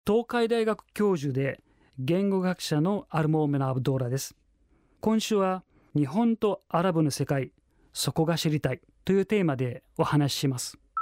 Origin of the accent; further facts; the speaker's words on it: Cairo, Cairo Governorate, Egypt; Japanese is a second language; moved away as an adult; now in Japan; 生まれはエジプトです